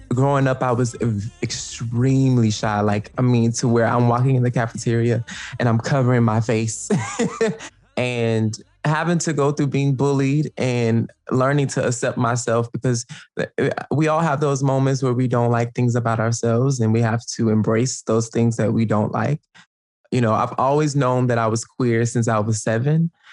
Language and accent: English; Atlanta, Georgia, United States; moved away as an adult; now in Brooklyn, United States; I grew up in Atlanta, Georgia